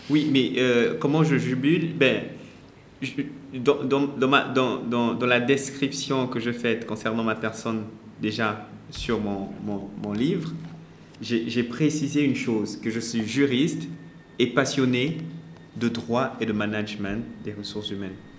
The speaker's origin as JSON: {"language": "French", "country": "Gabon", "tie": "born or raised there", "also_born_or_lived": "Congo", "moved": "as an adult", "lives_now": "Senegal", "said": "je, suis, congolais, je suis né congolais et euh, j'ai grandi au Gabon. Ensuite, je suis venu ici au Sénégal pour faire mes études"}